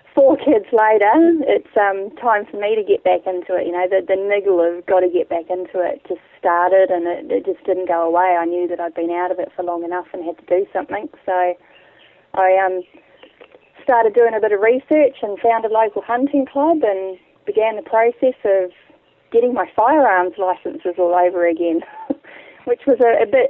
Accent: Wairarapa, Wellington, New Zealand; moved away as an adult; now in Australia; I've been in Australia for almost 10 years now. I grew up in fairly rural New Zealand, down on the lower east coast of the North Island in the Wairarapa

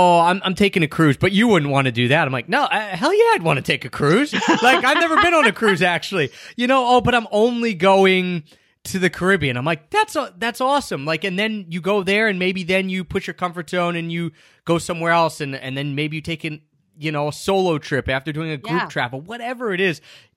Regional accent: East Coast, United States; moved away as an adult; also born or lived in Japan; I grew up on the East Coast

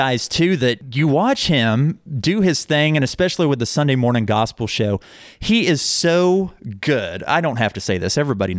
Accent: Owosso, Michigan, United States; when I was a kid, like I said, I grew up in Owosso, and I went to Rejoice Christian School

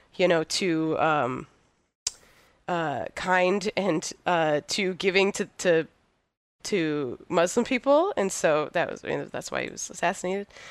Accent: United States; as an American, like, radical

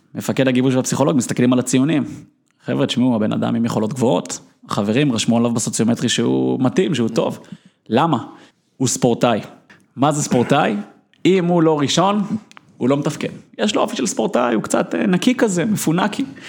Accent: Israel; אפשר להגדיר אותי כילד שהיה בכל פרקט בערך במדינת ישראל

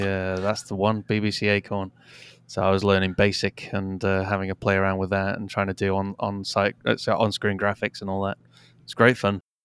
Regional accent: United Kingdom; also born or lived in Canada; I was four, uh, and have since lived in the U K

